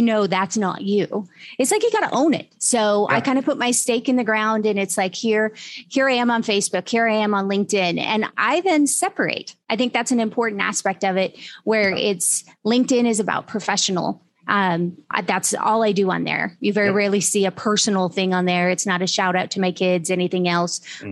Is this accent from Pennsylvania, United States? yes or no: no; Utah, United States; moved away; I'm originally from Utah